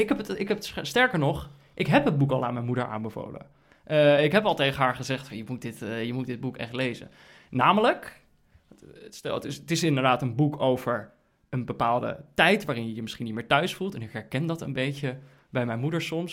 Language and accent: Dutch; Netherlands; als Nederlanders